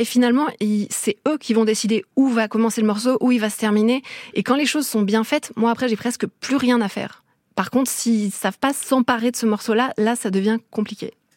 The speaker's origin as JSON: {"language": "French", "region": "Brittany", "country": "France", "moved": "yes", "lives_now": "Paris, France", "said": "je suis bretonne"}